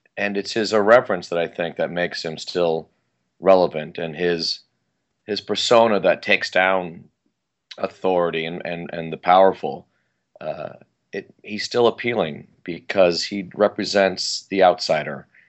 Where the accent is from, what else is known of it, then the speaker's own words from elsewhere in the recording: Sierra Madre, California, United States; I grew up in Los, in Los Angeles County, in the Pasadena area, and like I mentioned, Sierra Madre